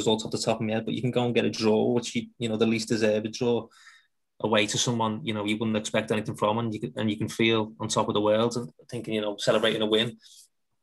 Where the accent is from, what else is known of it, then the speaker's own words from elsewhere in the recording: Liverpool, North West England, United Kingdom; now in south of England, United Kingdom; I moved away from Liverpool many years ago now